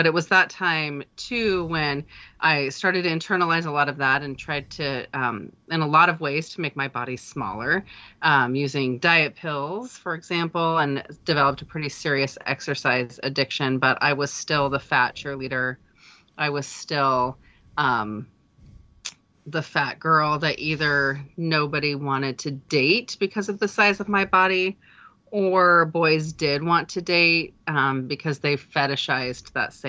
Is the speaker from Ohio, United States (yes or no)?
no; Idaho, United States; I did. Born and raised here.